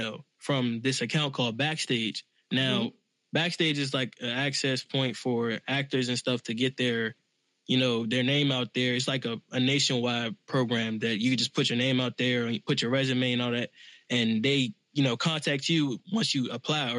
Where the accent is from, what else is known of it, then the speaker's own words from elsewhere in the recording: Washington, District of Columbia, United States; I'm from Southeast D.C.